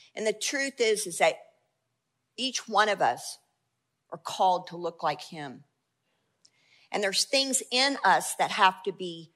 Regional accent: United States; we're Americans and we're the Western church

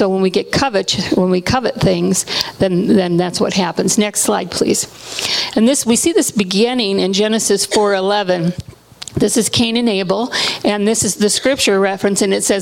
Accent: Hawaii, United States; I was born in Hawaii, and we've done a lot of ministry in Hawaii

